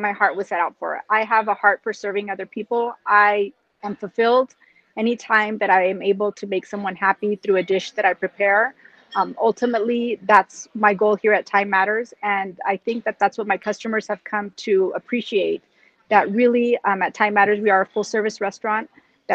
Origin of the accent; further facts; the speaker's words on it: United States; this is where I grew up in the United States